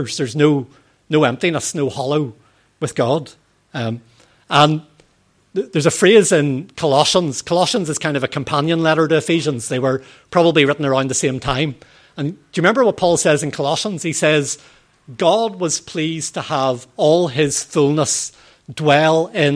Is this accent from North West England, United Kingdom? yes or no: no; Northern Ireland, United Kingdom; In our proper way of speaking in Northern Ireland, we use stay for